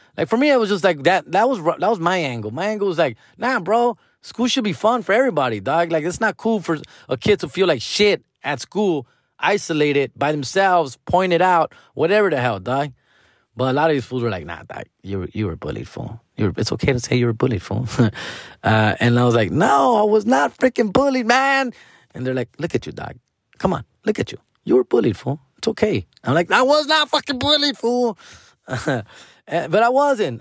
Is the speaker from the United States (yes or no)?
yes; Huntington Park, California, United States; born and raised in Huntington Park, California, went to elementary here, went to middle school here, went to high school here.